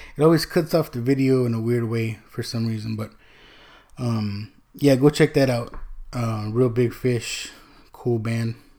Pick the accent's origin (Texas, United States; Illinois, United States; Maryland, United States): Texas, United States; also born or lived in California; My mom remarried. We moved from California to, to Texas, right? So my dad's in, in California, we're in Texas. So I really didn't grow up with my sisters